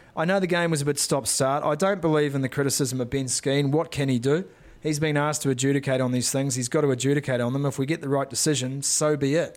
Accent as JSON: {"language": "English", "region": "Northland", "country": "New Zealand", "said": "I was from Northland"}